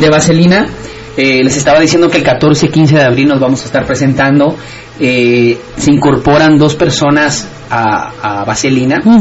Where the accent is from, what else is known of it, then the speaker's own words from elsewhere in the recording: Guatemala; moved away; ser el único guatemalteco en ese, esa, en ese gran elenco